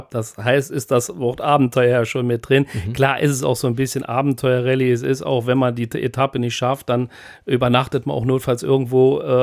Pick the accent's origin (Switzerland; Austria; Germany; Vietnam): Germany; Pluwig, Rhineland-Palatinate; born there; Ja, Pluwig, genau.